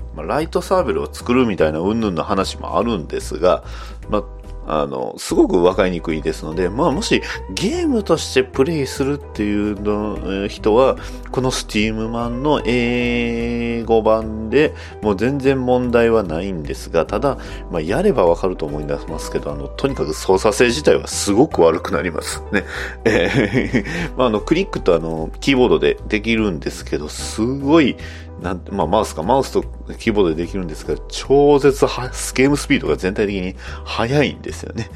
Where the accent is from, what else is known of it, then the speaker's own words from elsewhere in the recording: Kansai, Japan; accent: Kansai dialect; 関西弁出ま出ました